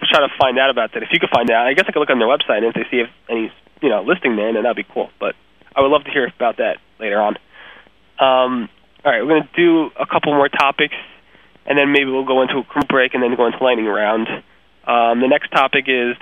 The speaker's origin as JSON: {"language": "English", "region": "New York", "country": "United States", "said": "I was from New York"}